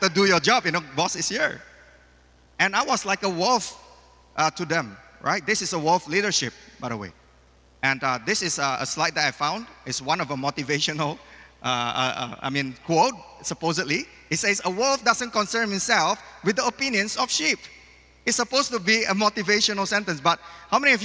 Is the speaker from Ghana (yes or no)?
no; Medan, North Sumatra, Indonesia; now in Malaysia; I just opened a new business in Medan, my hometown